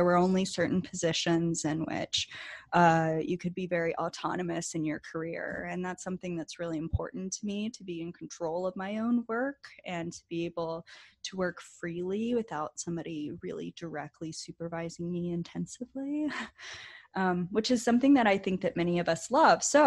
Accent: Beaufort, North Carolina, United States; moved away as an adult; now in California, United States; I'm actually from a very tiny town on the coast of North Carolina. It's called Beaufort.

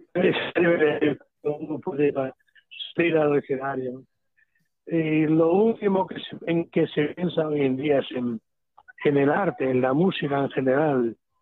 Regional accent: Catalonia, Spain; Siendo catalán

